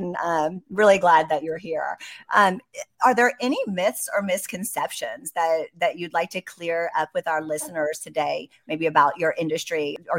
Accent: Dunwoody, Georgia, United States; I'm from Dunwoody and live in Dunwoody and love this community.

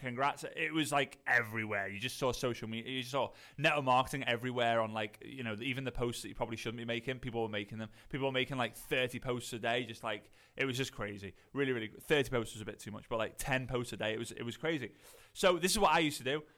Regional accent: Liverpool, North West England, United Kingdom; accent: posh Scouse; I'm from Liverpool. At north of Liverpool, a lot of people say it's, like, posh Scouse.

